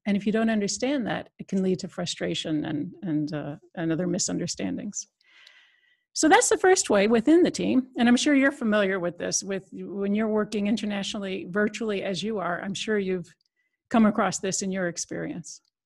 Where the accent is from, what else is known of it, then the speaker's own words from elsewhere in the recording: United States; moved away as an adult; now in Netherlands; I'm an American citizen, but I've been in Europe almost, uh, twenty-five years, so came over on a European project